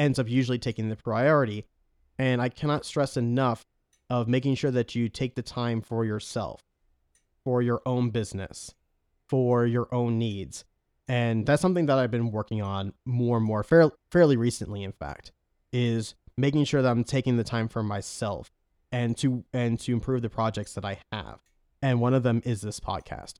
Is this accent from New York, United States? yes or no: yes; New York, United States; accent: New York; moved away; I'm originally from New York.